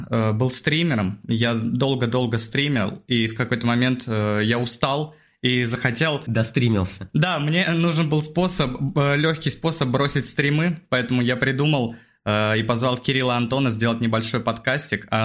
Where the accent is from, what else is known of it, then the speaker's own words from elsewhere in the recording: Saint Petersburg, Russia; Я из Петербурга.